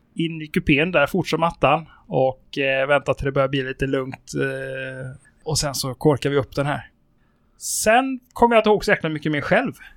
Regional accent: Sweden; also born or lived in Spain; jag bodde ju i ett par år i Spanien under min uppväxt. Mm. Och i Spanien så är ju reglerna helt annorlunda än eh, här hemma i Sverige

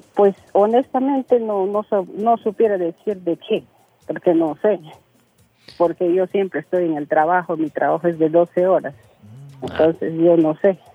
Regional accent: Loreto, Peru; Soy del departamento de Loreto

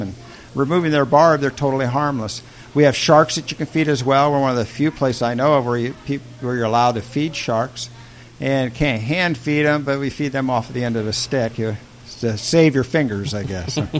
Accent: Indiana, United States; moved away; I grew up in Indiana in the Midwest

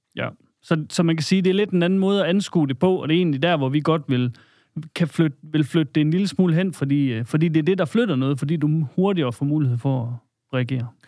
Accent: Salling, Central Denmark Region, Denmark; oprindeligt kommer jeg øh, op fra Salling

